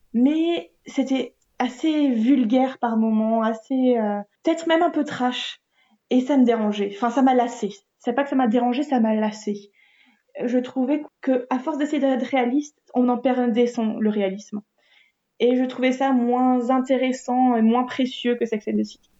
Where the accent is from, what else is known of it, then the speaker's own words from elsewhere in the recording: France; en tant que Français